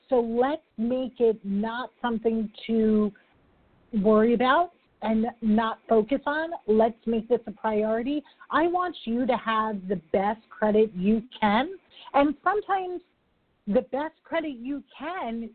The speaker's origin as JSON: {"language": "English", "region": "New York", "country": "United States", "said": "I'm a New Yorker"}